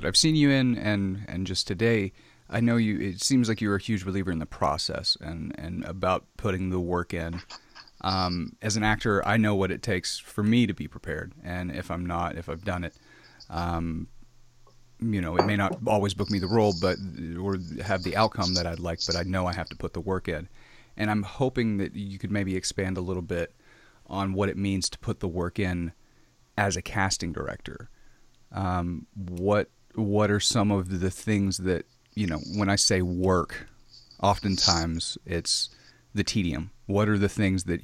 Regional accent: the Ozarks, United States; So I'm from the Ozarks

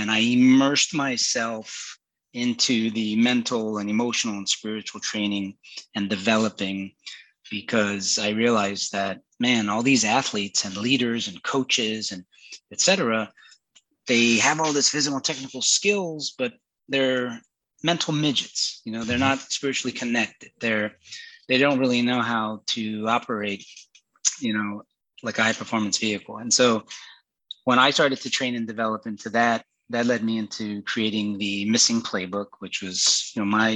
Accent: Miami, Florida, United States; I was born and raised in Miami, Florida

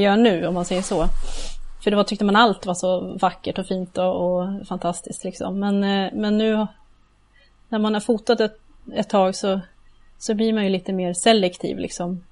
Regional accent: Gävle, Gävleborg County, Sweden; moved away as an adult; also born or lived in Uppsala; now in near Uppsala, Sweden; Jag kommer ju ursprungligen från Gävle. Okej. Okay. Eh, så jag har bott där ända tills jag blev ja, myndig

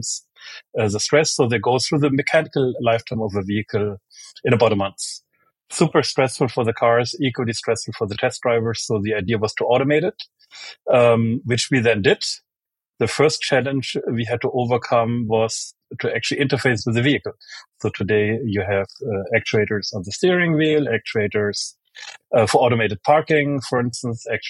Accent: Germany; moved away; also born or lived in United States; I was born in Germany, grew up in Germany and in the US, went to both high school and college, both in Germany and in the US

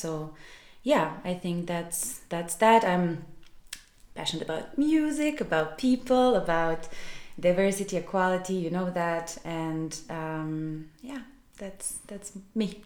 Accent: Belgrade, Serbia; moved away as an adult; also born or lived in Milan, Italy; I am originally from Serbia, from Belgrade

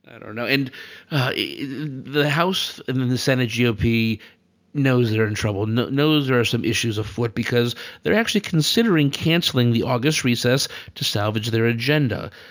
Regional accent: Connecticut, United States; we're from Connecticut

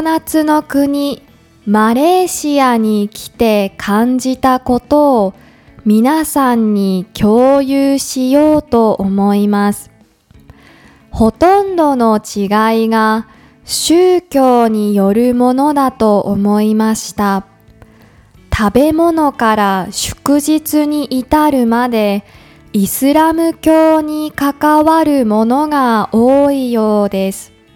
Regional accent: Yamagata, Japan; also born or lived in Tokyo; now in Kuala Lumpur, Malaysia; ふるさとの山形

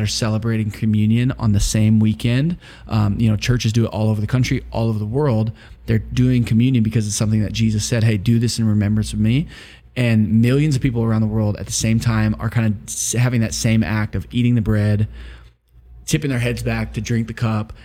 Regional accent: Wisconsin, United States; I grew up in Wisconsin.

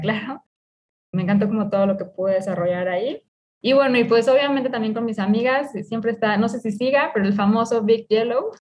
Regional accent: Mexico; como mexicanos

